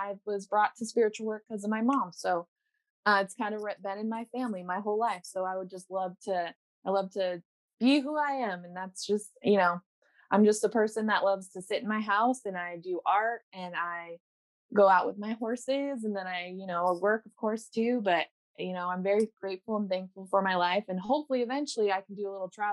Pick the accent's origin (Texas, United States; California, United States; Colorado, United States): Colorado, United States; also born or lived in Council Bluffs, Iowa; now in Southern Oregon, United States; I was born in Iowa, Council Bluffs, Iowa, but I was raised in Colorado.